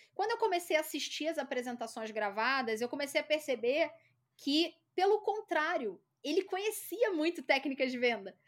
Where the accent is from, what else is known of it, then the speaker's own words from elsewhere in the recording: Rio de Janeiro, Brazil; accent: carioca; moved away as an adult; now in São Paulo, Brazil; eu sou carioca, né? Esse sotaque puxado